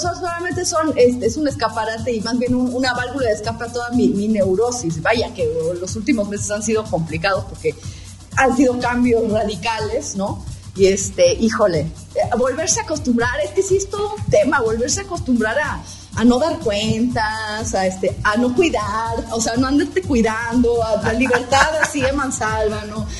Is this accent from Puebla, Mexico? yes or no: yes; Puebla, Mexico